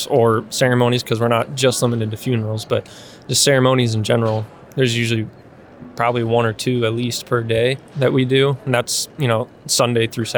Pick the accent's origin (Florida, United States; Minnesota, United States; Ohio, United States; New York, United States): Ohio, United States; moved away; I'm originally from Ohio, small town